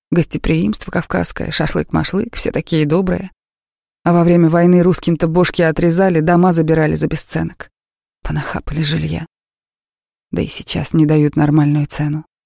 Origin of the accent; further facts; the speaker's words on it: Chechnya, Russia; Чеченцы спрашивают, вы приезжая? Я говорю, ваша, коренная.